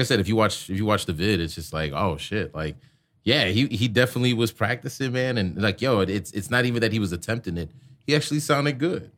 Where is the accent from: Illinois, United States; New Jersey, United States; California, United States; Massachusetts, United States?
Illinois, United States; Chicago; moved away; I'm from Chicago and, like, I ran with Moe and crew